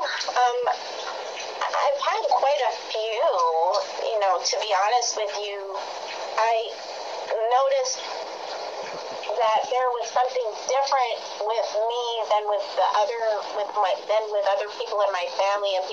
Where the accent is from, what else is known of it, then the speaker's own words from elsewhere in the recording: Hawaii, United States; I'm originally from Hawaii, and I grew up in the Roman Catholic Church